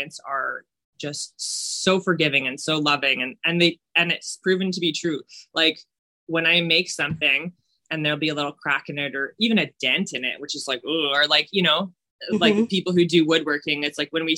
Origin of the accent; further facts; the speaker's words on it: rural Manitoba, Canada; I grew up in like rural Manitoba